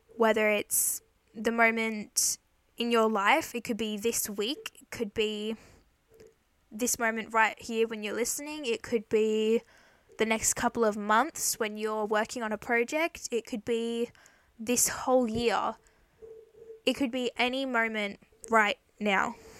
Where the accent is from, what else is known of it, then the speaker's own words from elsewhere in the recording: Queensland, Australia; I'm from Australia in Queensland